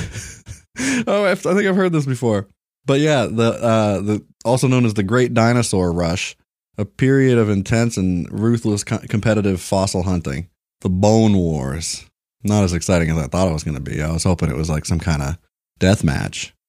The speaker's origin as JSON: {"language": "English", "region": "Kentucky", "country": "United States", "tie": "born or raised there", "moved": "yes", "said": "I was born in Kentucky"}